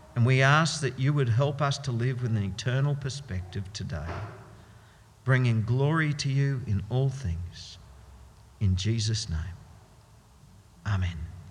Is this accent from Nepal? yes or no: no; Australia; we Australians have gotten used to something called dual citizenship